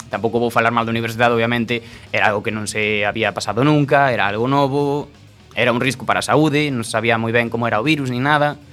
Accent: A Coruña, Galicia, Spain; eu son daqui, da Coruña, concretamente de Iris.

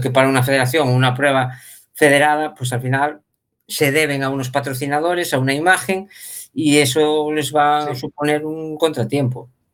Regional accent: La Peroxa, Galicia, Spain; nosotros somos de La Perosa

